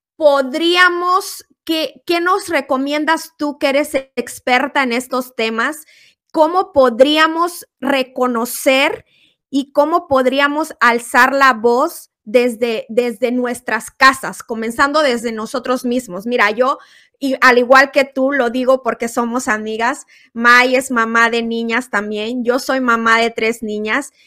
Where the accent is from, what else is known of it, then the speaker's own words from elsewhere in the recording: Guerrero, Mexico; now in United States; mi país, México, siempre pensando en México, en Guerrero, mi tierra